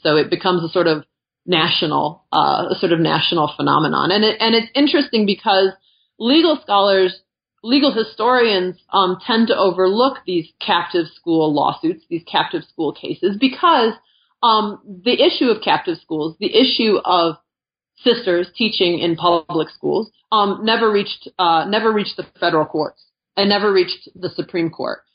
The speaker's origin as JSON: {"language": "English", "town": "Gary", "region": "Indiana", "country": "United States", "tie": "born or raised there", "also_born_or_lived": "New York State / Philadelphia", "moved": "as an adult", "lives_now": "Albuquerque, United States", "said": "I grew up in Northwest Indiana, right outside of Gary"}